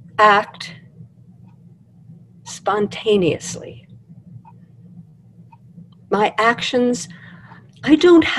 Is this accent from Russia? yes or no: yes; Russia; I'm Jewish, I'm from Russia, my grandparents are from Russia, from Austria, they lived in these parts